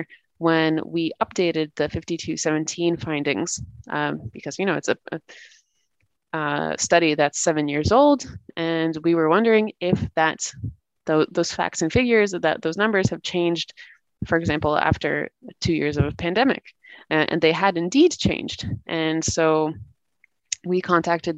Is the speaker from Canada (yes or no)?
yes; Canada; moved away as an adult; now in Latvia; I'm originally born and raised in Canada, and I've been living in Latvia for the past